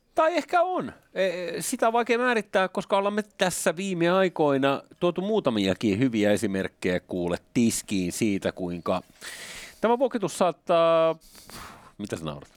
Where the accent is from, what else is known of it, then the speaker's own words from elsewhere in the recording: Finland; Nyt mä oon Suomesta